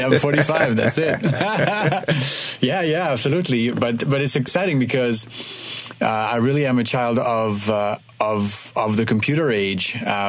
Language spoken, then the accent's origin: English; Kinshasa, DR Congo; also born or lived in Ivory Coast; I am French, but I was born and raised in West Africa. My dad was an architect and worked his entire career in Africa from the 50s on to the 90s. So I was born there, Ivory Coast. I grew up in Kinshasa in what is now the DRC.